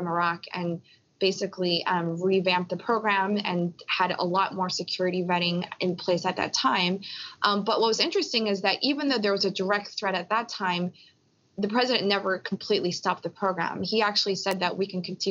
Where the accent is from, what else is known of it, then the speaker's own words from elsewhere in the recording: Philadelphia, Pennsylvania, United States; I was born in Philly with my parents, but my parents are from Korea.